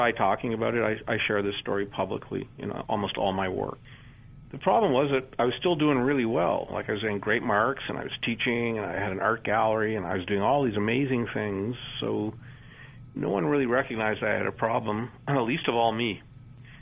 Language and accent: English; Canada; also born or lived in Toronto; as a Canadian growing up in the 60s, 70s, and 80s